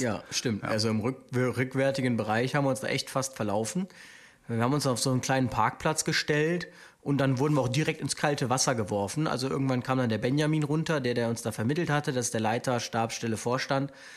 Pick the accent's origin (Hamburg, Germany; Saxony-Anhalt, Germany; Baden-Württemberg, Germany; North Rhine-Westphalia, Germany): North Rhine-Westphalia, Germany; Aachen; now in Cologne, Germany; ich komme ja aus Aachen eigentlich